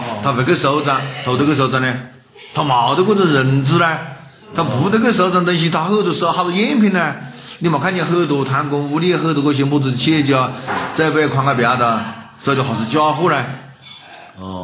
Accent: China

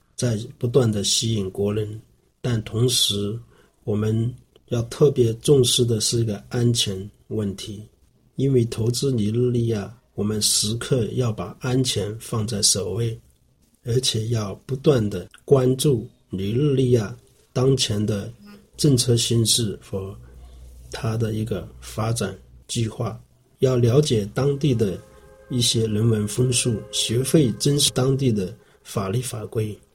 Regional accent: Quanzhou, Fujian, China; 我是来自中国福建著名侨乡钱泽

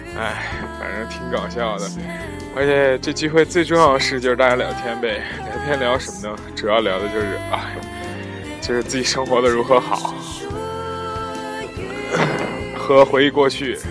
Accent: Zhengzhou, Henan, China; moved away; 这里还是在我的家乡郑州

